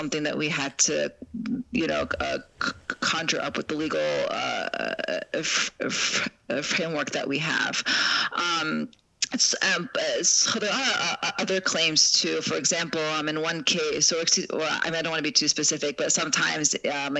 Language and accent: English; Chicago, Illinois, United States; I'm from Chicago